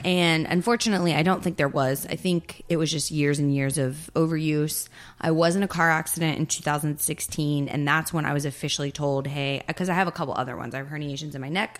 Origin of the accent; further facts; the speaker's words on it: Texas, United States; moved away as an adult; also born or lived in Florida; I pretty much was born and raised in Texas